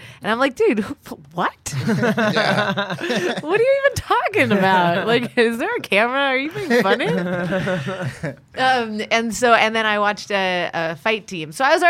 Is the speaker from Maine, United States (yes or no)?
no; South Pasadena, California, United States; also born or lived in Colorado Springs; In South Pasadena.